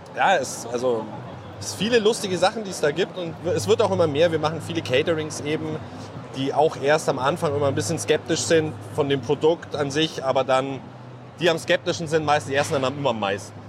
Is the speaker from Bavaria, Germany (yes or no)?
yes; Allgäu, Bavaria, Germany; wir kommen ja gebürtig aus dem Allgäu